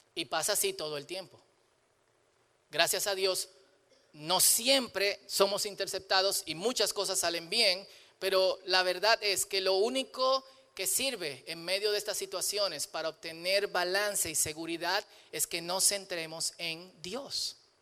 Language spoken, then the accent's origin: Spanish; Dominican Republic; soy dominicano, soy dominicano.